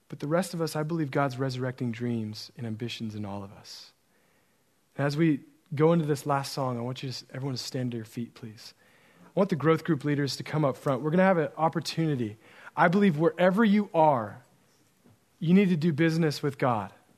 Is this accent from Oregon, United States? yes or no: yes; Oregon, United States; moved away; I grew up in Oregon